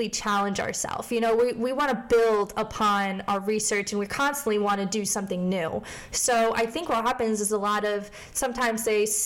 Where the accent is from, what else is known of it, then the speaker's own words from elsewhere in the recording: Scranton, Pennsylvania, United States; moved away as an adult; also born or lived in Morgantown, West Virginia; I am originally from Scranton, Pennsylvania, so if you like The Office, that is where I'm from